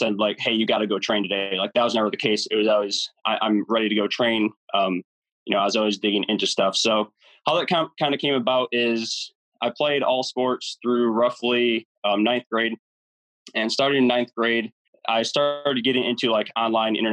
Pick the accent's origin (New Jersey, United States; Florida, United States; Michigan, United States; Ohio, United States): Michigan, United States; growing up, I grew up here in Michigan